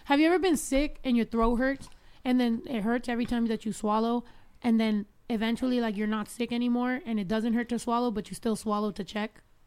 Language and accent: English; Mexico; moved away; us growing up in Mexico because so in the small, very small town where we're from